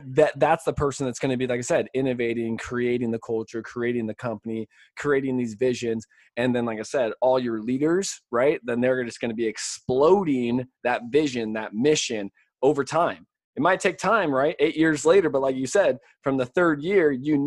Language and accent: English; California, United States; now in Florida, United States; coming from my home state of California